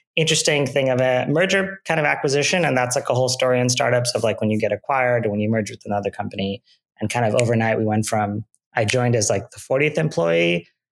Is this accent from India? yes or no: no; Mississauga, Ontario, Canada; I grew up in Canada, in Mississauga, Ontario.